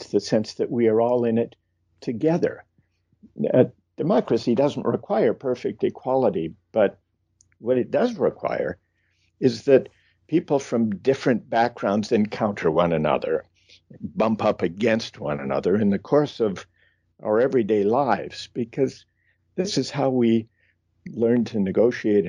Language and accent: English; Midwest, United States; I grew up in the Midwest